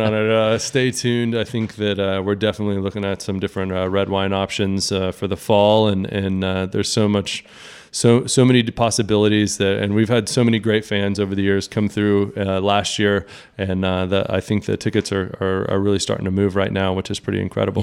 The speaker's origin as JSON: {"language": "English", "region": "Texas", "country": "United States", "said": "as a Texan"}